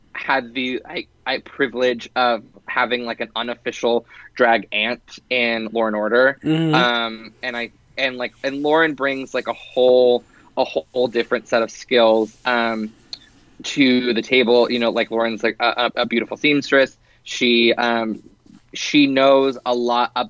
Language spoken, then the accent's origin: English; Dallas, Texas, United States; moved away; I grew up in Dallas, and whenever I was living there, for a long period of time